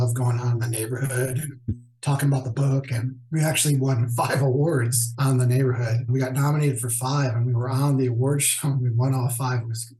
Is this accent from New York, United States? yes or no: yes; New York, United States; also born or lived in Chicago; I lived in New York. I grew up in New York. And then I ended up moving to Chicago, I think probably year 2000.